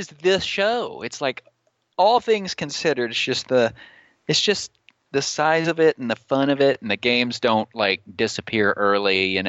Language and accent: English; Dallas, Texas, United States; moved away as an adult; now in Roanoke, United States; But I had been living there for my whole life. Yes. In Dallas, as a matter of fact.